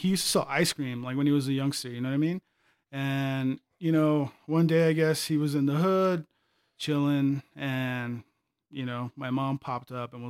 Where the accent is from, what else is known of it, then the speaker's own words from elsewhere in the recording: Las Cruces, New Mexico, United States; born there; Well, I was born here in Las Cruces, New Mexico. Both my parents are from Mexico